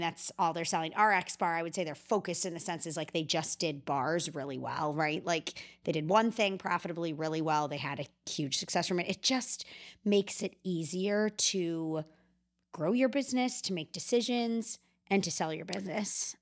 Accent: Chicago, Illinois, United States; I'm from Chicago

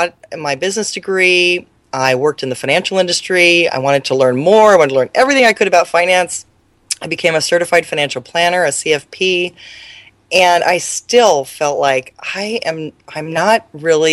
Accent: Mercer Island, Washington, United States; I grew up near Seattle on an island called Mercer Island

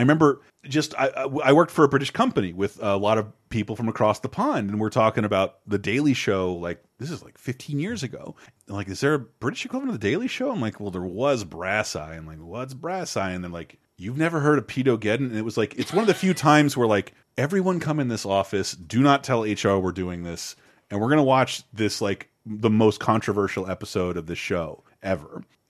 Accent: United States; I'm an American.

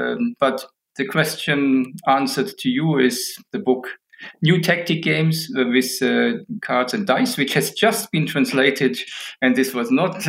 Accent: Illertissen, Bavaria, Germany; I was born in Germany, in Illertissen, in southern Germany, small town.

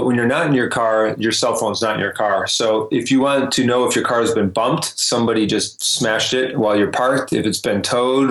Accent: Detroit, Michigan, United States; moved away; also born or lived in Lugano, Switzerland / Germany / Vancouver; I grew up in Detroit

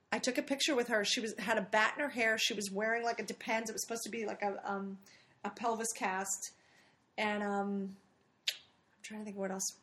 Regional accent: Philadelphia, Pennsylvania, United States; I'm from Philadelphia

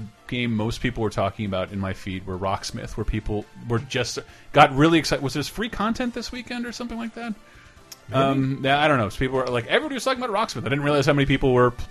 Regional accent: Florida, United States; I'm from Florida.

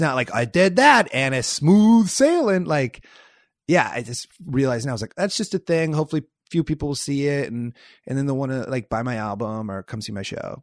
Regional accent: Iowa, United States; moved away as an adult; now in Los Angeles, United States; I'm from Iowa

